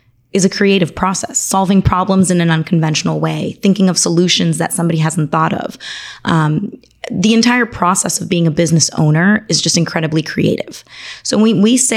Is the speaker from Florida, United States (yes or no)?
yes; Miami, Florida, United States; also born or lived in Argentina; I was born in Argentina, raised here in Miami